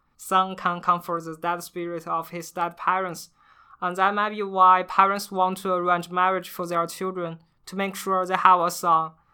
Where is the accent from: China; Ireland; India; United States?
China; Beijing; I'm from Beijing